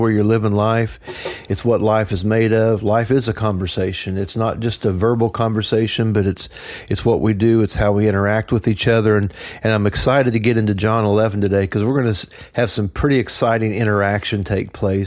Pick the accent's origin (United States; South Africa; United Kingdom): United States; Trenton, Missouri; I grew up in Trenton